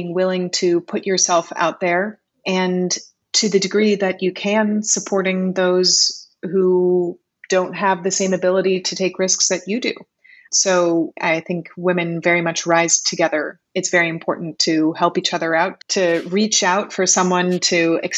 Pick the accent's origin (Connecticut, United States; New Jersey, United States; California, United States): Connecticut, United States; also born or lived in New York City; now in Puerto Rico; I was born in New York City, and I grew up in Connecticut